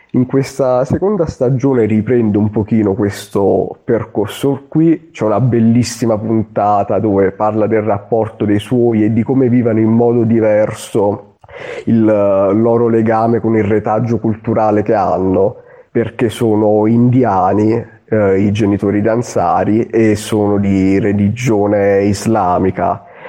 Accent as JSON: {"language": "Italian", "region": "Southern Italy", "country": "Italy", "moved": "yes", "said": "io sono un terrone che vive nel nord Italia, nell'estremo nord"}